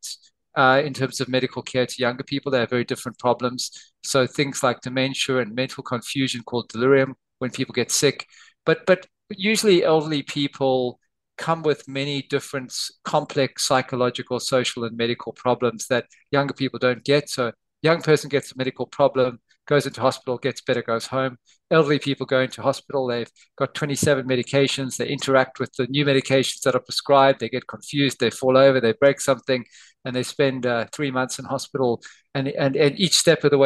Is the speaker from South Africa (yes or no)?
yes; South Africa; moved away as an adult; also born or lived in Somerset, United Kingdom; now in Australia; I was born in South Africa, and I did my medical training there